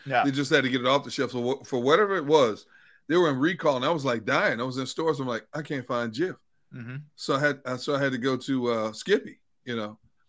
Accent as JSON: {"language": "English", "region": "Michigan", "country": "United States", "said": "I'm from Michigan."}